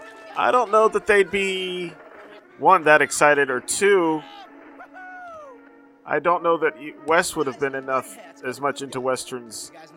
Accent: Maryland, United States; I grew up in Maryland.

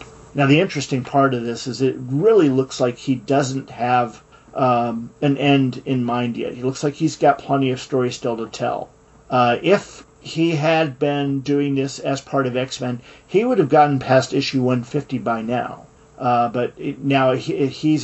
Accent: United States; I'm an American.

